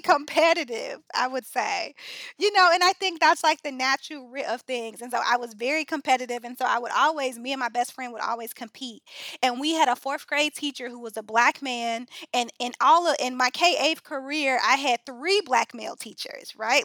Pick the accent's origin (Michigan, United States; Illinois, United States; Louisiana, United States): Illinois, United States; Chicago; Chicago native, um, grew up on the South Side